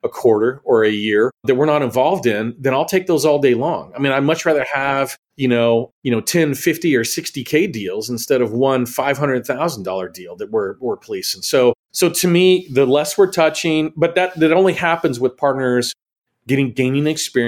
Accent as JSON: {"language": "English", "region": "Texas", "country": "United States", "said": "I didn't get Mexican food for a year, which drove me nuts being a Texan."}